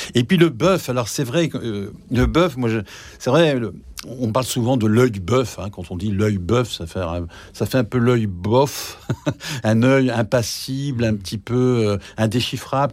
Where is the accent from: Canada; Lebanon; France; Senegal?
France; Nord, Hauts-de-France; Moi je suis du Nord, donc il y avait aussi la fête de, Saint-Nicolas